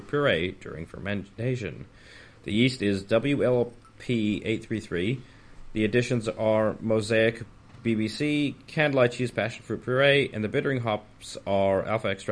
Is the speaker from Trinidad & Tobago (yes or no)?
no; Canada; now in United Kingdom; I'm Canadian